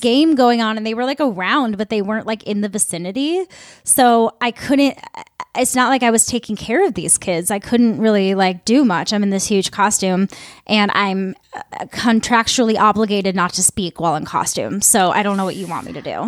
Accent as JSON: {"language": "English", "region": "Midwest", "country": "United States", "said": "I'm from the Midwest."}